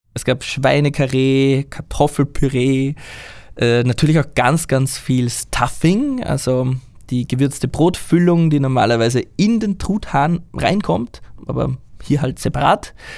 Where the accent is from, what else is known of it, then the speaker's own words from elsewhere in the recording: Austria; moved away as an adult; now in Japan; Ich weiß, dass ich in Österreich meine Heimat habe